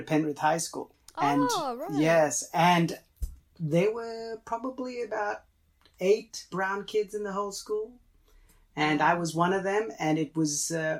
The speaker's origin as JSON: {"language": "English", "country": "Fiji", "tie": "born or raised there", "also_born_or_lived": "Los Angeles, United States", "first_language": "Tamil", "second_language": "English", "moved": "yes", "lives_now": "Australia", "said": "I was actually born in Fiji"}